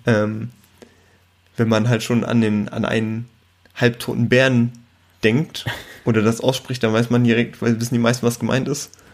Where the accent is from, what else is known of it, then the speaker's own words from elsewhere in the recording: Germany; bei uns in Deutschland